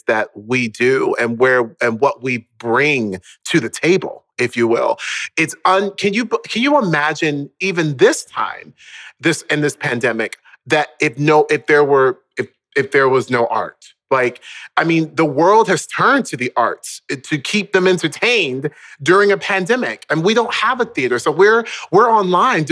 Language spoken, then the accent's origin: English; Orlando, Florida, United States; moved away; also born or lived in Baltimore, Maryland; I was born in Baltimore, Maryland, in like inner city Baltimore, and we then moved down to Orlando, Florida, when I was around the age of 5